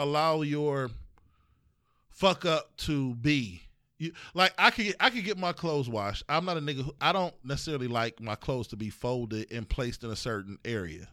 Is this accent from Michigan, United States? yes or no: no; East Cleveland, Ohio, United States; I'm from East Cle, we from East Cleveland